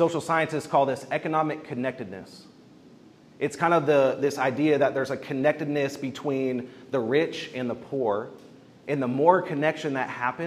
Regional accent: Bartlesville, Oklahoma, United States; I grew up in Bartlesville, Oklahoma

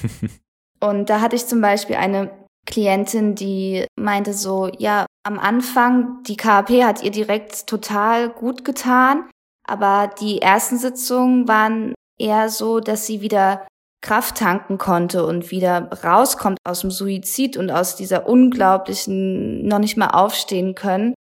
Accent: Germany; bei uns in Deutschland

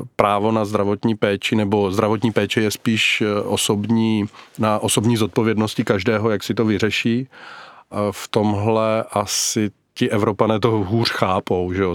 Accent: Czechia; u nás v Brdech

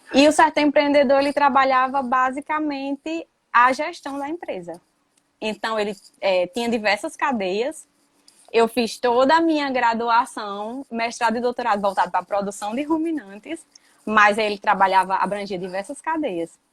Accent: Patu, Rio Grande do Norte, Brazil; moved away as an adult; also born or lived in Mossoró; now in Aracaju, Brazil; Eu sou natural do Rio Grande do Norte, sou do sertão do Rio Grande do Norte, de uma cidade chamada Patu

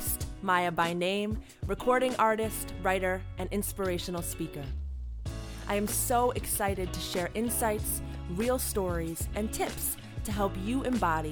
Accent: Buffalo, New York, United States; Born in my hometown, Buffalo, New York

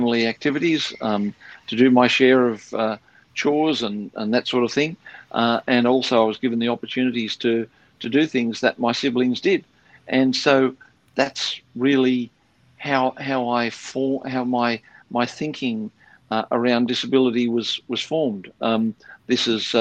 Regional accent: Sydney, New South Wales, Australia; I was born in Sydney, in the inner west of Sydney, and grew up there.

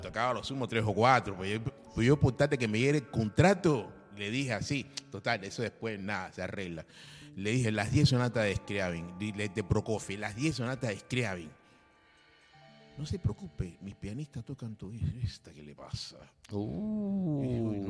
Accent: Cuba; moved away as an adult; also born or lived in Russia; now in Buenos Aires, Argentina; Sí, soy cubano

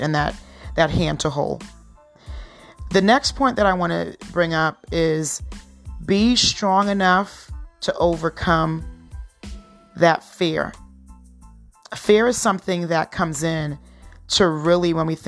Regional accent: Trinidad & Tobago; moved away; I was born in Trinidad. My husband was born here

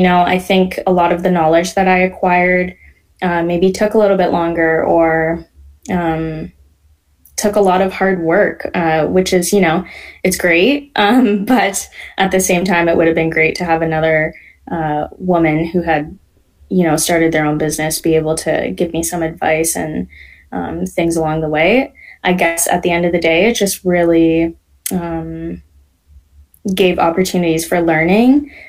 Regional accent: Canada; born there; So I'm first generation. I was born here in Canada, yes.

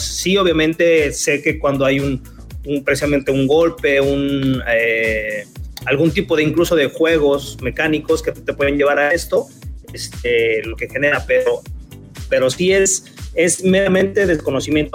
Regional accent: Puebla, Mexico; now in Puerto Vallarta, Mexico; yo me acuerdo donde yo crecí, yo soy de Puebla y donde yo crecí eran barrios en ese entonces.

